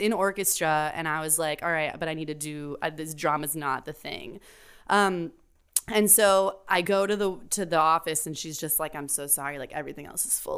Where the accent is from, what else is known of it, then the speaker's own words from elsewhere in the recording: Miami, Florida, United States; now in New York, United States; I'm from Miami, Florida.